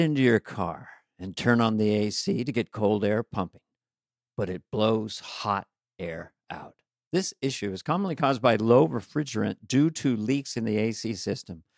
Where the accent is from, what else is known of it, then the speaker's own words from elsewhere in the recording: Ireland; I'm Irish, so I got all these colloquial expressions